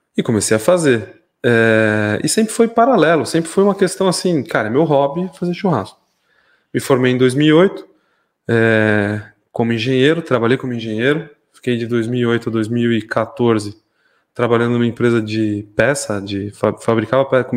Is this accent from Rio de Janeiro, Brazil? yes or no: no; São Paulo, Brazil; moved away as an adult; now in Mairinque, Brazil; nascido, criado em São Paulo, é, ali no bairro da Lapa